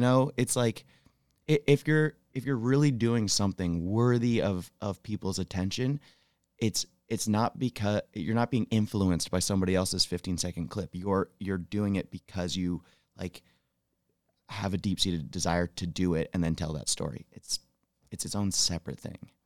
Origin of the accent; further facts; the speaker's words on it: Rutland, Vermont, United States; moved away as an adult; now in Jackson Hole, United States; I'm originally from Rutland, Vermont